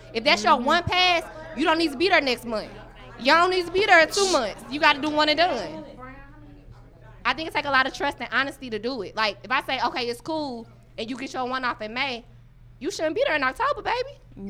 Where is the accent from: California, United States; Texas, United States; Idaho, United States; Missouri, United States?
Missouri, United States; St. Louis; I'm from St. Louis.